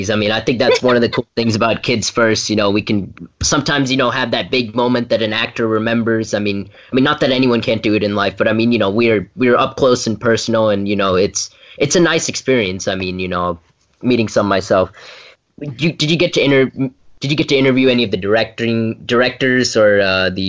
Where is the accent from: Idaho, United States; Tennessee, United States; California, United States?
Tennessee, United States; Brentwood; from Brentwood, Tennessee, and you're listening to Kids First Coming Attractions.